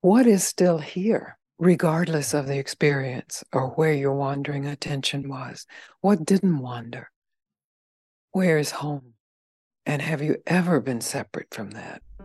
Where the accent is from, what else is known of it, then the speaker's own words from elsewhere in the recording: the South, United States; I'm from the South